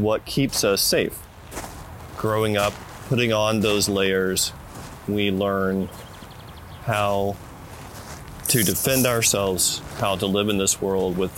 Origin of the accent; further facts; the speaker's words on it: the South, United States; moved away as an adult; also born or lived in West Coast; I was born and raised in the South